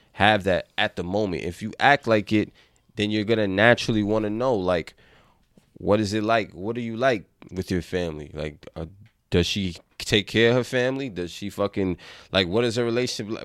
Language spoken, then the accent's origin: English; New York City, New York, United States; I grew up in the Bronx